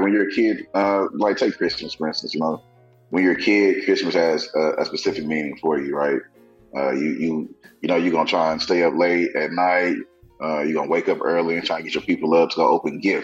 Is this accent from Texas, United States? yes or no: yes; Tyler, Texas, United States; growing up in Tyler, mm-hmm. or small town Texas